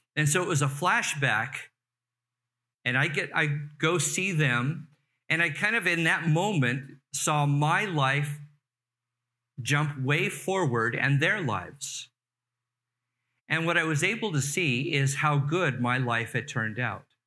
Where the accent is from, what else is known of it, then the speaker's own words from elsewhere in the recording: Carson, California, United States; I grew up in the Los Angeles area, Torrance, Carson area